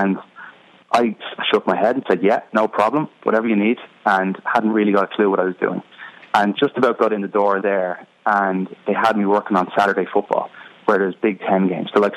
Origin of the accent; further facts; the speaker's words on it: Dublin, Leinster, Ireland; moved away as an adult; now in United States; I'm from Dublin in Ireland, but my mother is from Chicago, Illinois